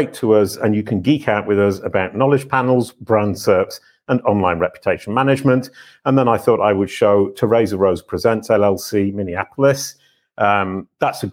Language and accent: English; United Kingdom; I'm British.